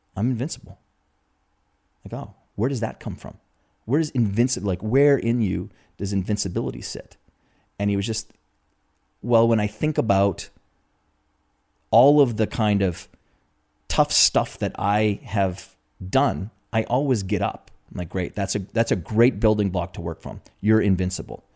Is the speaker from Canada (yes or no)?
yes; Canada; me being a Canadian, you know, huge hockey country